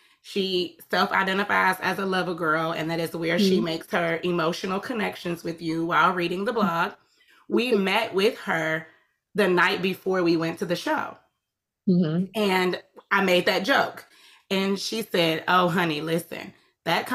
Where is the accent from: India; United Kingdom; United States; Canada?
United States; Atlanta, Georgia; I'm from Atlanta